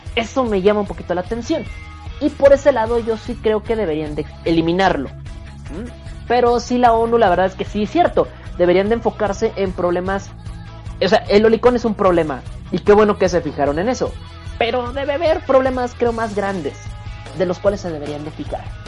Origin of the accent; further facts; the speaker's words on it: northern Mexico, Mexico; Soy norteño, que es diferente